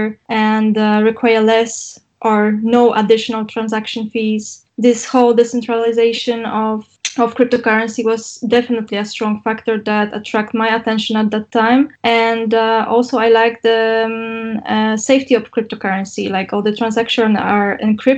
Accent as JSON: {"language": "English", "town": "Poznań", "region": "Greater Poland", "country": "Poland", "tie": "born or raised there", "said": "my hometown in Poznań"}